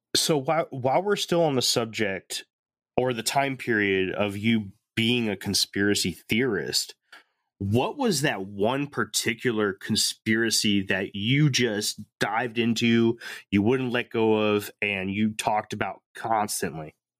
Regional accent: Connecticut, United States; I grew up in Connecticut

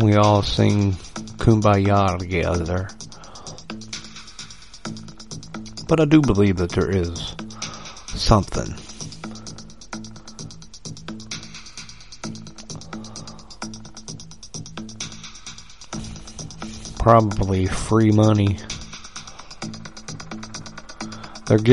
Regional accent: United States; I was raised in America

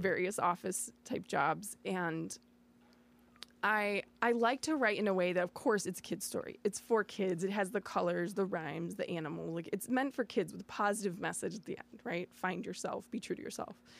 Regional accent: Batavia, United States; also born or lived in San Antonio, Texas / New York City; I grew up in Batavia, uh, after my parents moved me here from Texas

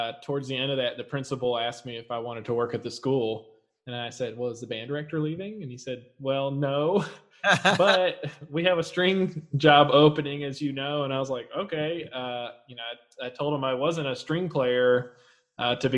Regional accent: Louisville, Kentucky, United States; I'm from Louisville, Kentucky

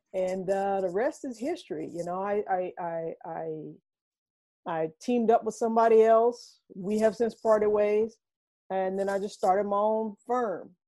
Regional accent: Reidsville, North Carolina, United States; moved away as an adult; also born or lived in Norfolk, Virginia / Brooklyn, New York; now in Harlem, New York, United States; I'm a transplant from North Carolina

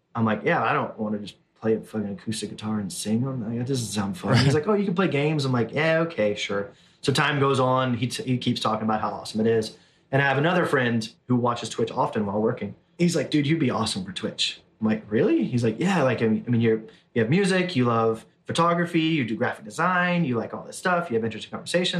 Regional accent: Southern Alabama, United States; moved away as an adult; also born or lived in Orange, California; Born and raised in Southern Alabama, moved to Orange, California

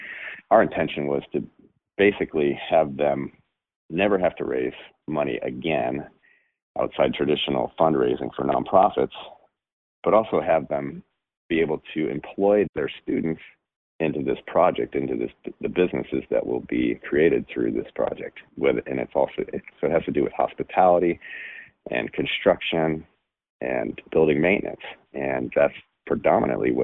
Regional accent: Cleveland, Ohio, United States; moved away; I'm originally from Cleveland and love Cleveland

